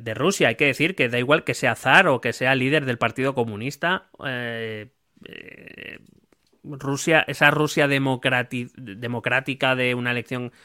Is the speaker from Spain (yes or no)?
yes; Madrid, Community of Madrid, Spain; entonces yo soy Madrid, soy Madrid en general.